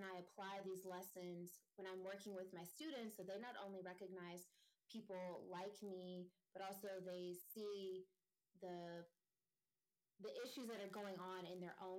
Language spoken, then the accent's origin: English; Florida, United States; moved away as an adult; now in Reno, United States; I'm from Florida, but I'm currently living in Reno, Nevada